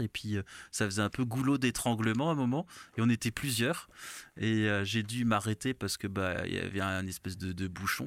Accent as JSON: {"language": "French", "area": "Alsace", "region": "Grand Est", "country": "France", "also_born_or_lived": "Benin", "said": "chez moi en Alsace"}